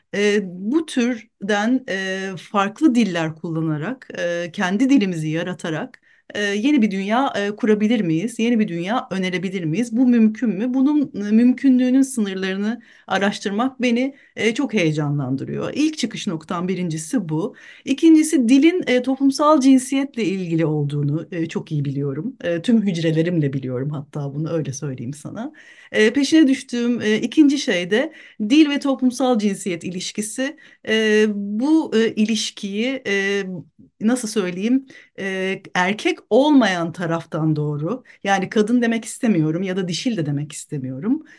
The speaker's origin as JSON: {"language": "Turkish", "area": "Büyükada", "region": "Istanbul", "country": "Turkey", "tie": "born or raised there", "said": "Büyükada'da doğdum büyüdüm"}